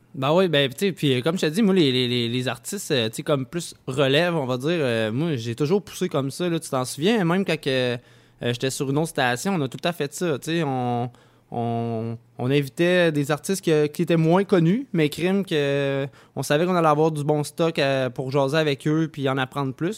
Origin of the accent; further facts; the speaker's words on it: Saint-Nicolas, Quebec, Canada; je viens de Saint-Nicolas